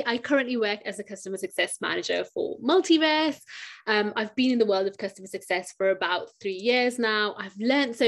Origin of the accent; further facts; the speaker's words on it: United Kingdom; I'm a British Pakistani woman